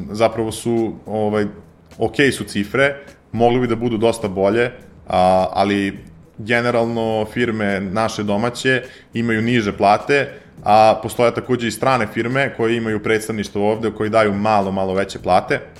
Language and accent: Croatian; Serbia; pošto sam iz Srbije